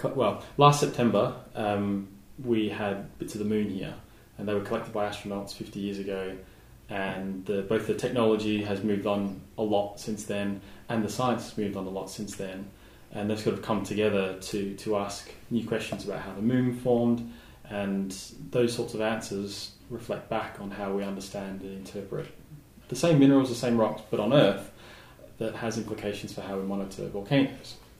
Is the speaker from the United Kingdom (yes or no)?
no; Southeast Australia, Australia; now in Tenerife, Spain; I grew up in Southeast Australia